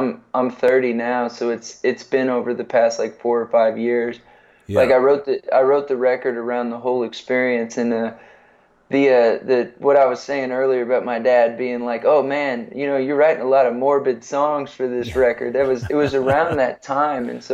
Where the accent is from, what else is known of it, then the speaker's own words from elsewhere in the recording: San Antonio, Texas, United States; I grew up in San Antonio.